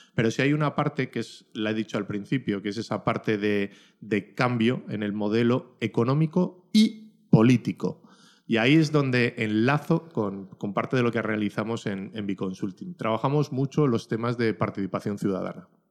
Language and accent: Spanish; Ollávarre, Basque Country, Spain; mi pueblo, de Ollavarre.